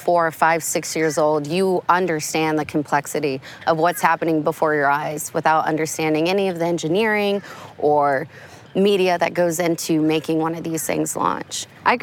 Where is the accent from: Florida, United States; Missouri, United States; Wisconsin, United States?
Florida, United States; Orlando; Growing up in Orlando was really unique when it comes to space